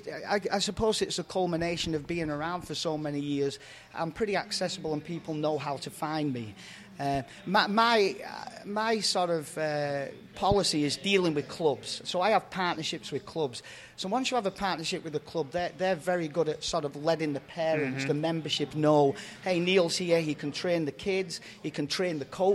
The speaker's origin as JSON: {"language": "English", "region": "England", "country": "United Kingdom", "tie": "born or raised there", "lives_now": "United States", "said": "played decent level of semi-pro in my hometown team in England."}